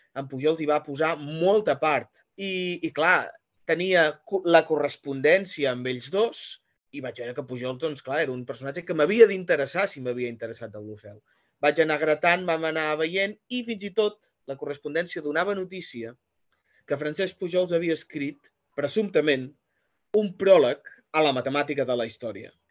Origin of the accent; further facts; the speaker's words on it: Figueres, Catalonia, Spain; jo sóc de Figueres